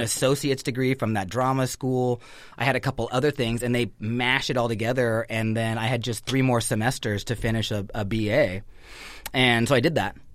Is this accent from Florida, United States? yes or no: no; Northern California, United States; born or raised there